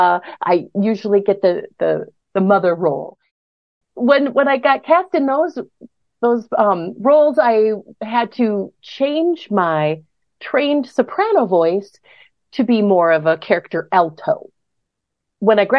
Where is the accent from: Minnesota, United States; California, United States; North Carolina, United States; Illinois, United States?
Minnesota, United States; Brooklyn Center; now in Northfield, United States; I grew up in Brooklyn Center